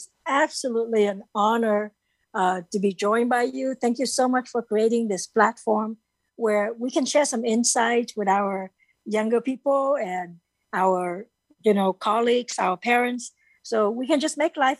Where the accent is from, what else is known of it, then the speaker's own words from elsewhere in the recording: Ho Chi Minh City, Vietnam; first language Vietnamese; English is a second language; now in United States; I was actually born in Vietnam back in the late 60s.